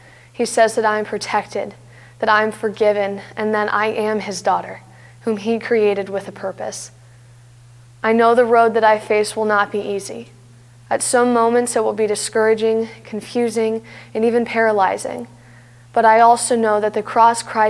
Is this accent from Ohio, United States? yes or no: yes; Canton, Ohio, United States; I was born and raised in Canton, Ohio, where I've been a part of First Friends Church for my entire life.